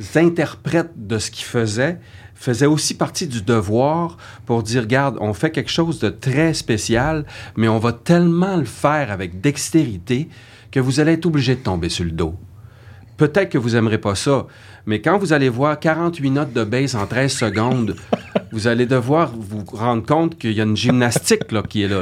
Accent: Saguenay, Quebec, Canada; moved away as an adult; now in Montreal, Canada; quand je suis arrivé à Montréal, je venais du Saguenay

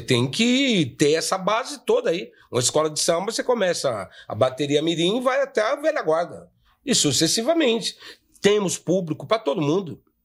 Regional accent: São Paulo, Brazil; a gente é do bairro do Limão

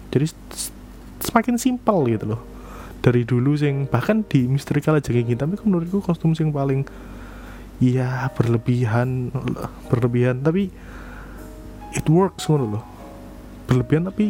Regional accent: East Java, Indonesia; kita mah wong Jowo wong Jawa Timuran wong Jawa Timuran bosone beda

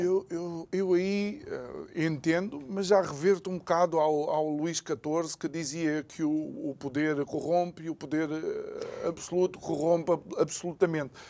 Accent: Angola; eu sendo angolano

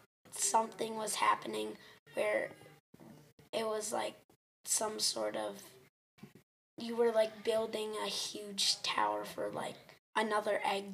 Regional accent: Highland Park, Illinois, United States; I am from Illinois. Highland Park.

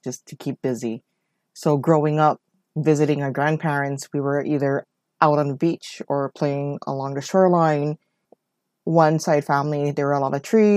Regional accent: Oahu, Hawaii, United States; I am born and raised in Hawaii on the island of Oahu

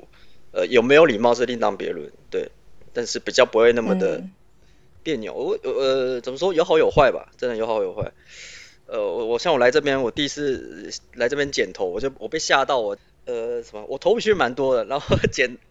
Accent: Taiwan; 听说我们台湾人都包二奶

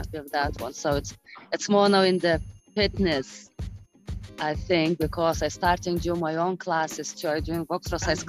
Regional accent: Lithuania; moved away as an adult; now in Ireland; Originally, I'm from Lithuania, but living in Ireland for last 20 years now.

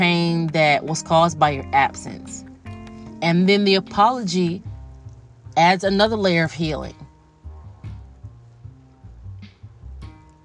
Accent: United States; I am an American with African ancestry

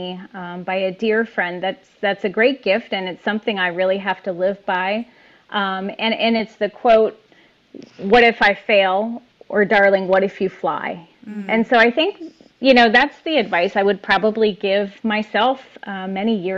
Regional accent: Lebanon County, Pennsylvania, United States; I was born and raised in Lebanon County, Pennsylvania. And we still live here

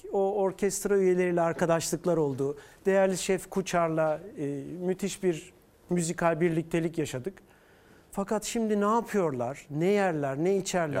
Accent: Istanbul, Turkey; also born or lived in Mannheim, Germany / Brussels, Belgium; Ben İstanbul'duyum. Annem e, İzmirli, babam Eskişehirli. Ben İstanbul doğumluyum

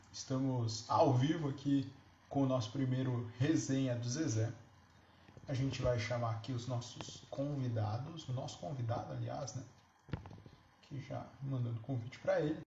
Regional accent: Joinville, Santa Catarina, Brazil; nós somos aqui de Joinville

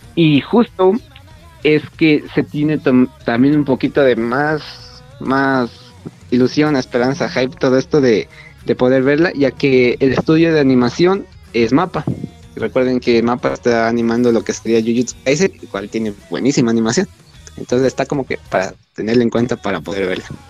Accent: Ecuador; soy de Ecuador

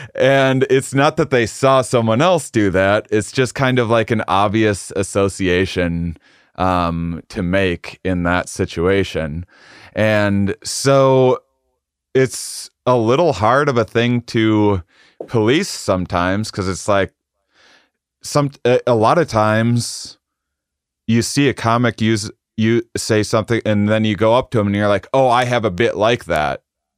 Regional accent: Midwest, United States; We're both from the Midwest. And so then the audience will be like, you're just ripping off Jim Gaffigan. Like, no, we're both ripping off a Midwestern upbringing.

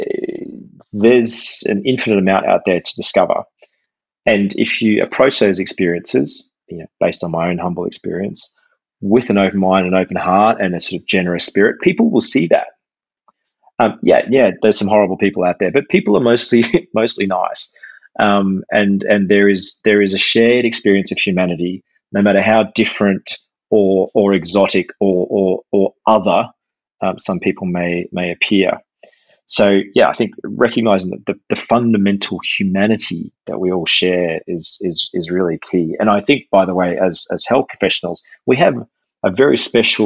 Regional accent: Australia; first language English; I grew up as a English speaking Aussie, English only speaking Aussie

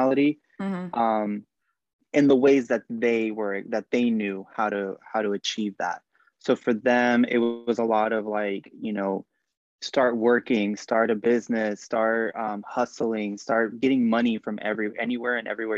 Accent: Bakersfield, California, United States; I grew up in Bakersfield, which is a lot, you know, Bakersfield, California

